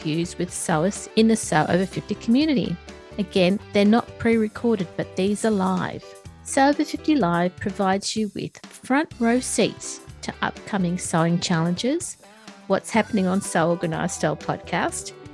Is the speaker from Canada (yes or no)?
no; Australia; my home country? Australia